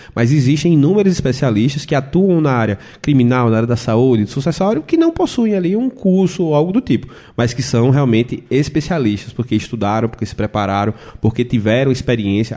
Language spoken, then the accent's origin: Portuguese; Belém de São Francisco, Pernambuco, Brazil; eu que sou natural do Belém de São Francisco, interior de Pernambuco